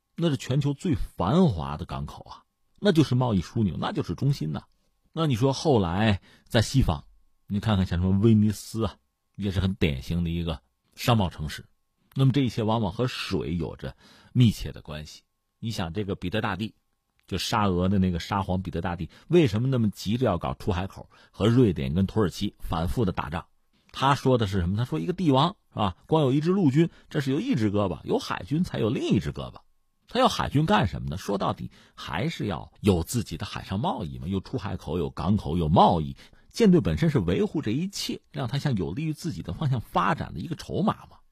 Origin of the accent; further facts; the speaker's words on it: Hebei, China; 我自己作为河北人